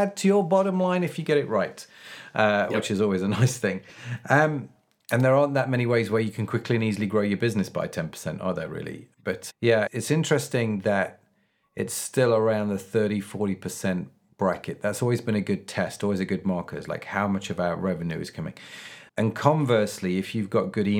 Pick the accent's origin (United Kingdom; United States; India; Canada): United Kingdom; England; We're English